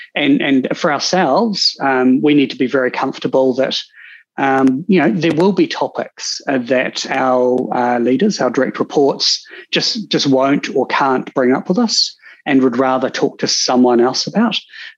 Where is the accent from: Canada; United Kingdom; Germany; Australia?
United Kingdom; Cambridge, East of England; actually, I grew up in Cambridge. I was going to be an equestrian vet, look after horses.